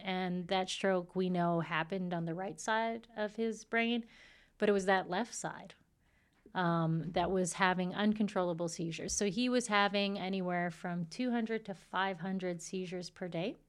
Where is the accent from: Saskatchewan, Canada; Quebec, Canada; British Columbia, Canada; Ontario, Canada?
Saskatchewan, Canada; moved away as an adult; also born or lived in Washington, D.C.; I'm from Saskatchewan, and so that's the land of, you know, the native Indians